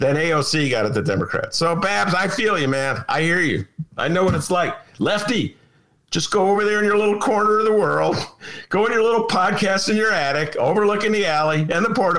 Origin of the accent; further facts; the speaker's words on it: Evanston, Illinois, United States; an Evanston kid, my hometown